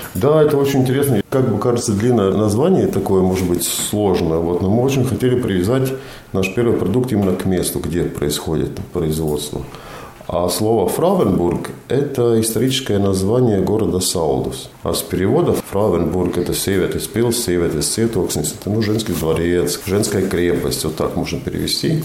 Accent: Talsi, Talsi Municipality, Latvia; also born or lived in Semipalatinsk, Kazakhstan; now in Riga, Latvia; Талсе вообще мой родной город. Я больше всего своего времени прожил в Талсе.

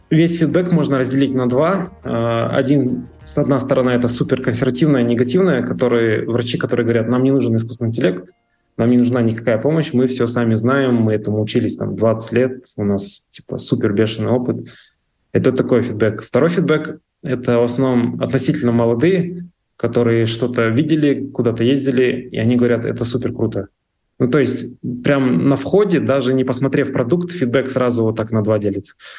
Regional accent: Pavlodar, Pavlodar Region, Kazakhstan; моего родного города, вот Павлодара

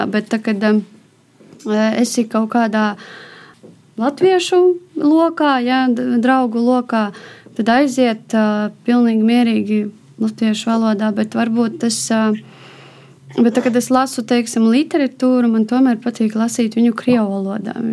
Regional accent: Latvia; first language Russian; Latvian is a second language; Nu, krievu valoda ir mana dzimtā valoda, bet mācījos es jau kopš bērnu dārza latviešu plūsmā. Līdz ar to es domāju abās valodās

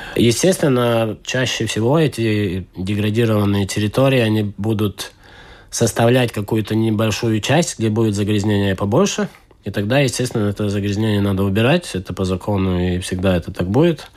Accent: Estonia; accent: Estonian; Russian is a second language; слышите мой эстонский акцент уже. Это оттуда

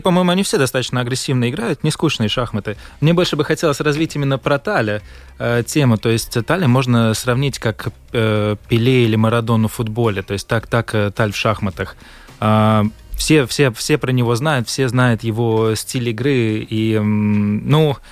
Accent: Latvia; я говорю, ну, из Латвии

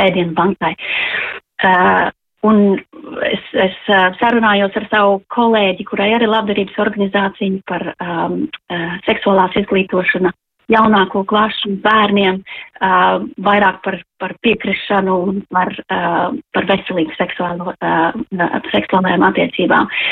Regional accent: Latvia; now in London, United Kingdom; mēs noteikti jūtamies vairāk latvieši kā tās valsts pārstāvi, kur mēs esam

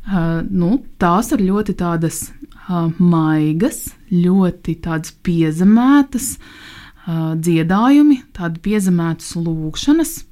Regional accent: Liepāja, Kurzeme, Latvia; cik es pati nāku no Liepājas

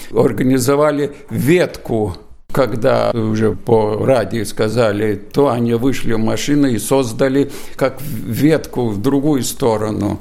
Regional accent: Lithuania; also born or lived in Riga, Latvia; now in Latvia; я из Бажикайского района

